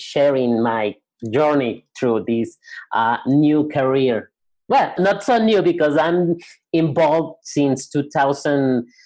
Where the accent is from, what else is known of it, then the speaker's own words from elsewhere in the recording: Guadalajara, Jalisco, Mexico; I'm from Guadalajara, Mexico